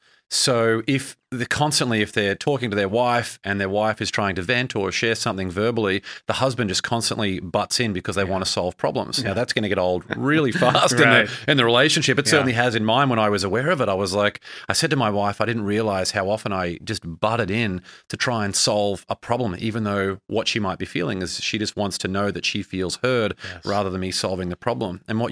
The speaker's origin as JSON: {"language": "English", "town": "Brisbane", "region": "Queensland", "country": "Australia", "tie": "born or raised there", "lives_now": "United States", "said": "I mean, I grew up in Brisbane, Australia, and I moved to America where I didn't know anyone and forged that career"}